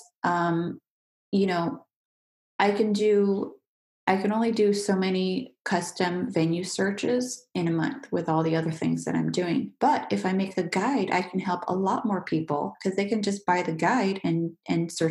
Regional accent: United States; moved away as an adult; now in France; as an American

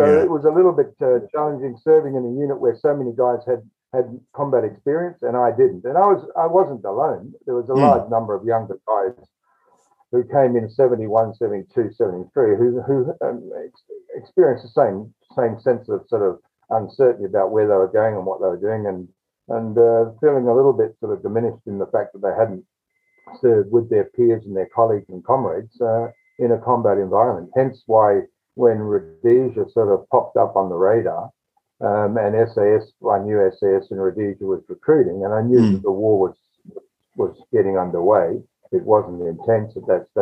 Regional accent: Adelaide, South Australia, Australia; I was born in Adelaide, of course, and raised there.

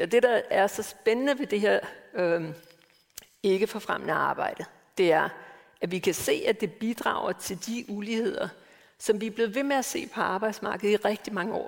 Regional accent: Denmark; moved away; født og opvokset i Danmark

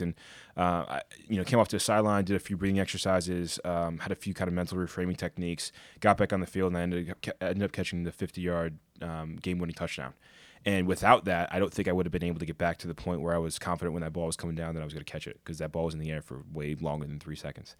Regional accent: Connecticut, United States; growing up in Connecticut

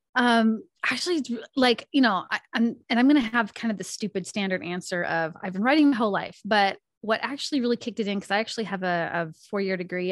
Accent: Spokane, Washington, United States; now in North Idaho, United States; I was born and raised in Spokane, Washington.

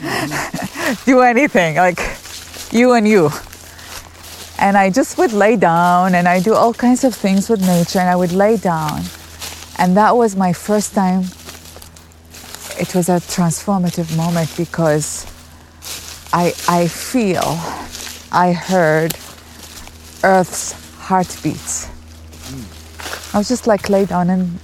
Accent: Baghdad, Baghdad Governorate, Iraq; moved away as an adult; now in United States; I grew up overseas in Baghdad, Iraq

